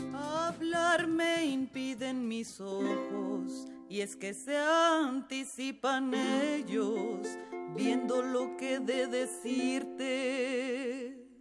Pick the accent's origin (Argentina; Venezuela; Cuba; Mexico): Mexico; tenemos como mexicanos